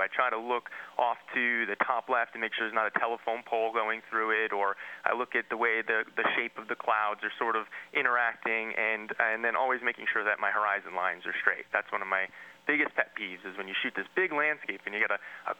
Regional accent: New Jersey, United States; I grew up in New Jersey.

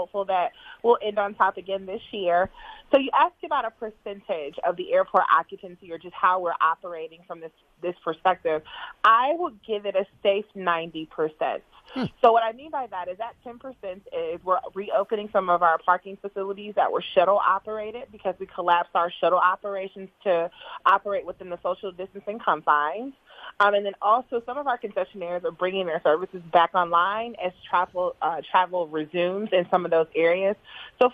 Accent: Atlanta, Georgia, United States; I'm raised in Atlanta.

